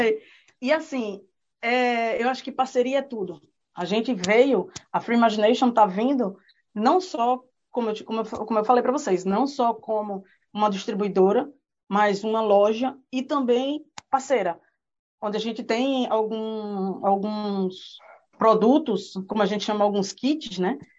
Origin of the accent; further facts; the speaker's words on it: Pernambuco, Brazil; moved away as an adult; also born or lived in Recife; now in New Zealand; eu sou de Pernambuco, né, e lá, é, meu marido foi transferido para cá, para Nova Zelândia